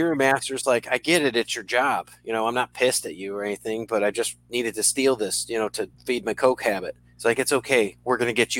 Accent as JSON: {"language": "English", "town": "New Britain", "region": "Connecticut", "country": "United States", "tie": "born or raised there", "said": "I was born in New Britain"}